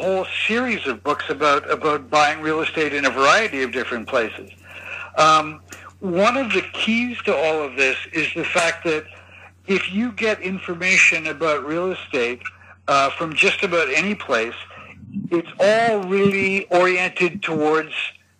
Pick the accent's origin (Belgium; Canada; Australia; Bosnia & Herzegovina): Canada; moved away as an adult; also born or lived in Tokyo, Japan; now in Hong Kong; I am originally from Canada